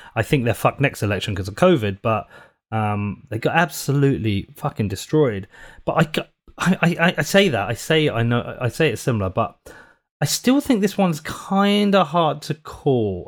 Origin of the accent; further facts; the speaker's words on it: United Kingdom; a Brit